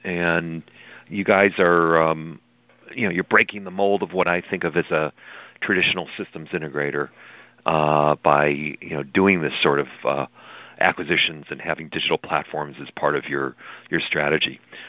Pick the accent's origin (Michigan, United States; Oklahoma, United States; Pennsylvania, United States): Michigan, United States; Detroit; Detroit, which is my hometown